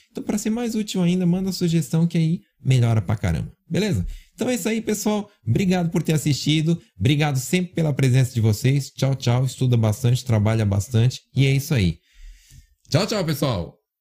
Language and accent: Portuguese; São Paulo, Brazil; moved away; Na minha terra fala cabular, né? Eu sou de São Paulo, fala cabular